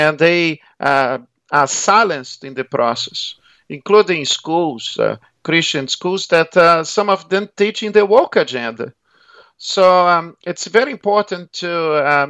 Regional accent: Rio de Janeiro, Brazil; accent: Brazilian; moved away as an adult; also born or lived in Melbourne, Australia; now in Australia; I was born in Rio

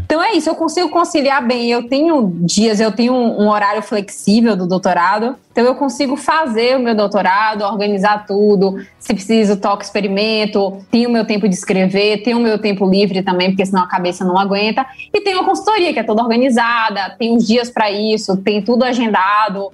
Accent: Salvador, Bahia, Brazil; Eu sou zootecnista formada aqui na Bahia, eu nasci aqui em Salvador mesmo.

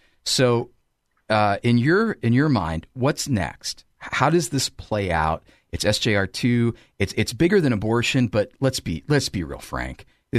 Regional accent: Ashland, Ohio, United States; I grew up in Ashland

